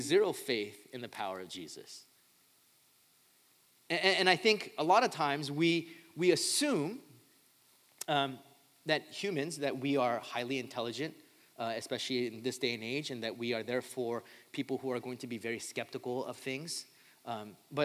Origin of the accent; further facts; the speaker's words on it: Southern California, United States; I grew up in Southern California